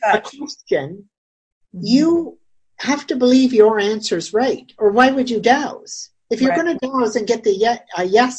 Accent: Brantford, Ontario, Canada; my hometown, Brantford

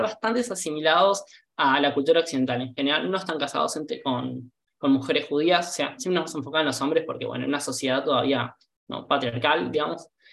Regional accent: Buenos Aires, Argentina; yo crecí en un ambiente más ortodoxo, crecí en Moldes

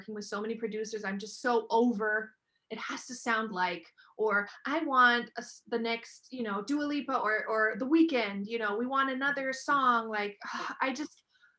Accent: Germany; I am half German, half American, born and raised in Germany.

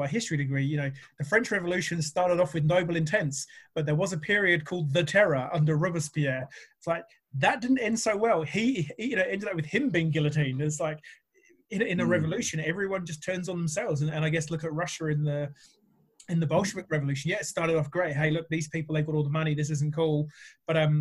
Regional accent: England, United Kingdom; moved away; coming from the UK originally and, you know, I'm English, I'm bloody English, I am.

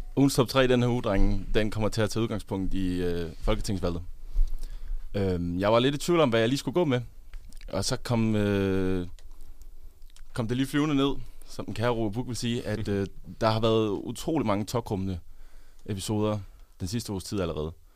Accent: Funen, Southern Denmark, Denmark; moved away; also born or lived in Odense; på Fyn, hvor jeg kommer fra

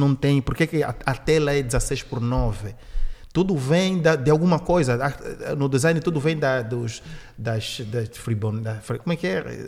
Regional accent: Benguela, Angola; now in Portugal; eu sou de Benguela

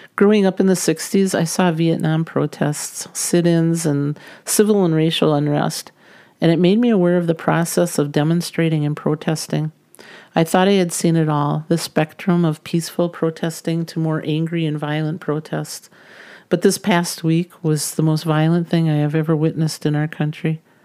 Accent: United States; as American citizens

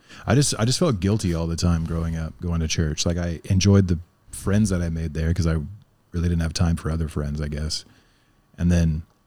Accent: Oklahoma, United States; I grew up in Oklahoma where the religion, it's like I forgot all my words. They called it a charismatic interpretation of the Bible.

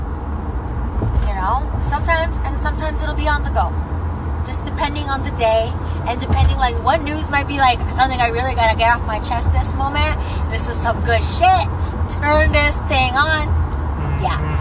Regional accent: Philippines; I'm Filipino

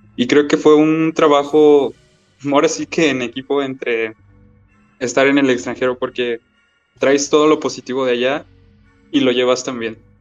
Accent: Mexico; somos los mexicanos

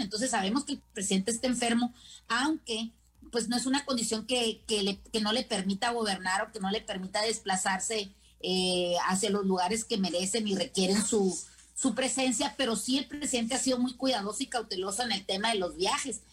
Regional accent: Mexico

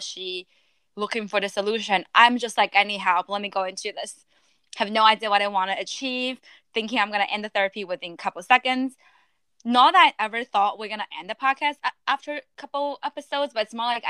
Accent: China; moved away; my whole life I've been ranked growing up in China

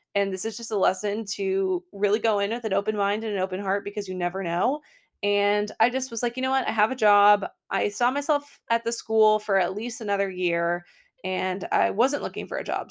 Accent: Portland, Maine, United States; also born or lived in Brookline, Massachusetts; now in Boston, United States; I grew up in Portland, Maine

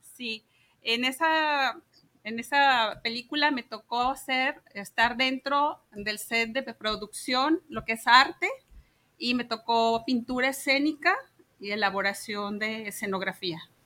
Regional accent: Guadalajara, Jalisco, Mexico; nací aquí en Guadalajara, soy tapatía

